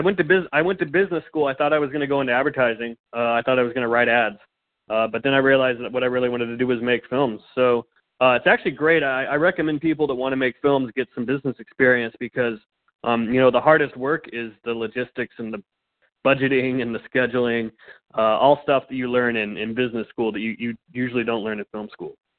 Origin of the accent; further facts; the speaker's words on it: Fullerton, California, United States; also born or lived in rural Colorado / Phoenix, Arizona; now in Los Angeles, United States; I was born in Orange County, California. So I was born in Southern California out in the uh, the suburbs in uh, kind of the Fullerton Fullerton Brea area. And then uh, for a time, I lived in rural Colorado on a farm